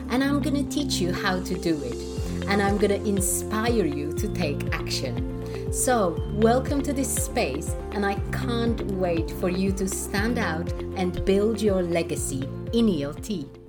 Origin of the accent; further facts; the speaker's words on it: Warsaw, Masovian Voivodeship, Poland; I'm one of those people who grew up in a really underprivileged, uh, country, not maybe city because I, I come from Warsaw, so it's quite a big city